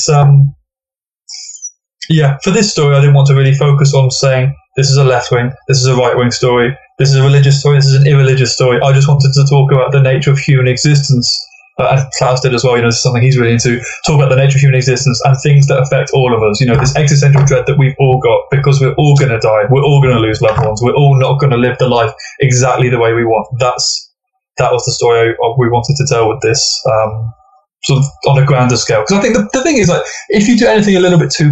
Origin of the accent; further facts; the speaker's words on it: England, United Kingdom; England is very much almost like the 51st state. We're very Californicated